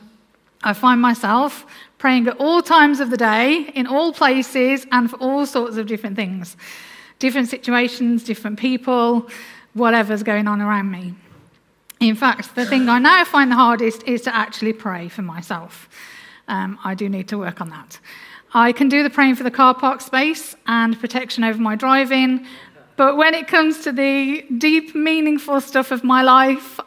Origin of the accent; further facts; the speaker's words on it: Black Country, West Midlands, United Kingdom; accent: Black Country; my Black Country accent